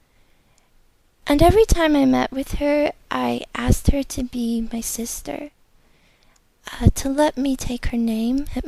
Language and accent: English; United States; I'm from America